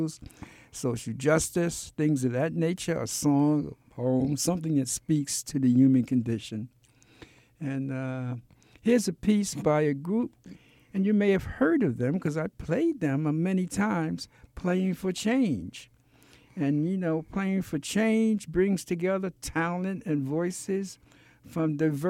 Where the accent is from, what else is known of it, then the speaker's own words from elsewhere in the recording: New York City, New York, United States; growing up in Brooklyn in the Marcy Projects